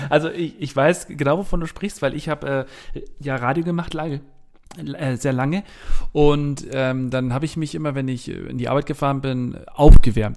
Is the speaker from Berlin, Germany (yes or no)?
no; Bavaria, Germany; accent: Bavarian; also born or lived in Hamburg / Munich; ich bin ja hier in Bayern groß geworden